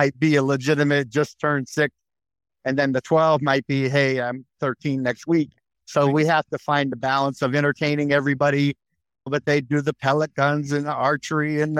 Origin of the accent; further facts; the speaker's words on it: New Hampshire, United States; moved away; also born or lived in Maine; But a lot of my enjoyment was where I'm from, New England. So I grew up in New Hampshire.